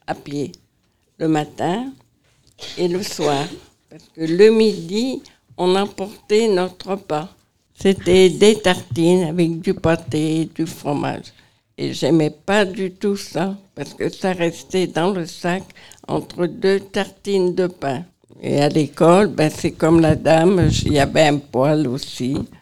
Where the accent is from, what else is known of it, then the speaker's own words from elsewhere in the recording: near Poitiers, Nouvelle-Aquitaine, France; je suis de Poitiers à côté de Poitiers. Je suis née là-bas. J'étais dans un petit village et j'allais à l'école à pied.